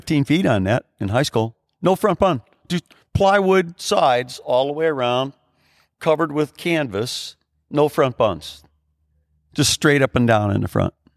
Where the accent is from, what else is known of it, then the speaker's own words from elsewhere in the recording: Chicago Heights, Illinois, United States; we grew up on Steger Road on the south, on the southernmost end of Cook County